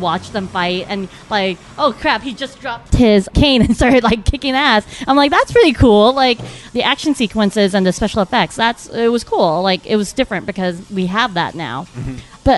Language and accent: English; United States; I'm Asian American